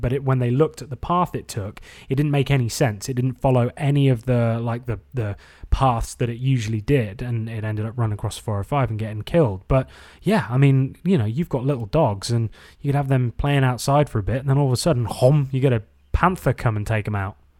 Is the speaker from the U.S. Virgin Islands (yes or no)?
no; England, United Kingdom; also born or lived in Hermosa Beach, United States; now in United States; Growing up in England and going surfing in Newquay